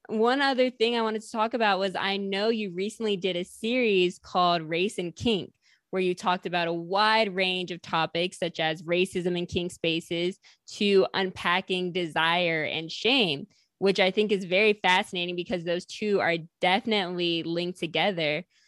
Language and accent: English; the North, United States; I grew up in the North